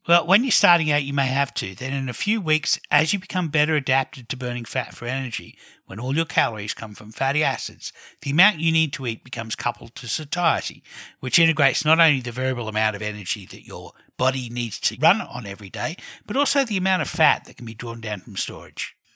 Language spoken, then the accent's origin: English; Australia; also born or lived in Canberra, Australia; I'm Australian